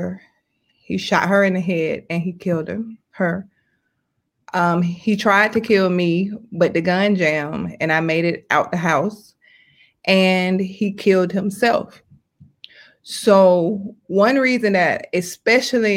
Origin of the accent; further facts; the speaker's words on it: Atlanta, Georgia, United States; I'm from Atlanta, Georgia